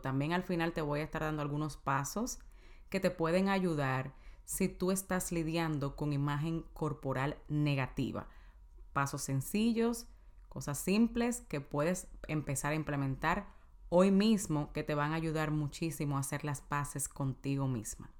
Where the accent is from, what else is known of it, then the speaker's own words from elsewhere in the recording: Dominican Republic; En mi país, en República Dominicana